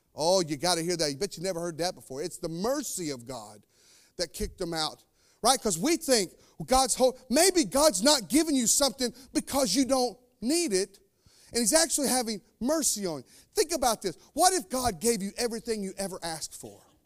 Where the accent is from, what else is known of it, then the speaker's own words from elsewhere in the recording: North Carolina, United States; now in Indiana, United States; I'm from North Carolina. It's snake country.